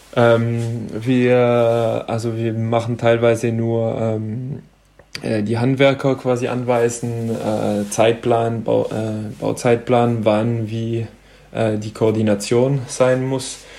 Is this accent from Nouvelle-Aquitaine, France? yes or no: yes; Hendaye, Nouvelle-Aquitaine, France; German is a second language; moved away as an adult; also born or lived in Stuttgart, Germany; now in Bietigheim, Germany; aber eigentlich direkt in, äh, in Andai aufgewachsen, also meine Heimatstadt